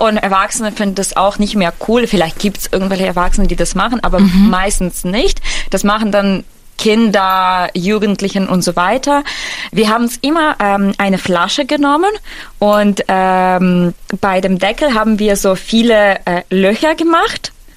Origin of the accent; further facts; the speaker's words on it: near Lviv, Western Ukraine, Ukraine; German is a second language; now in Germany; ich komme aus der Westukraine